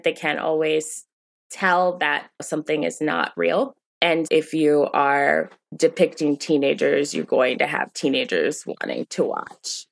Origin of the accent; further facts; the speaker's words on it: Maryland, United States; as a teenager growing up in Maryland